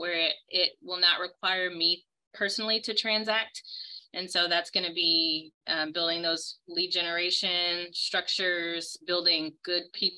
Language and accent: English; New Orleans, Louisiana, United States; moved away as an adult; now in Houston, United States; I was living in my hometown, New Orleans, Louisiana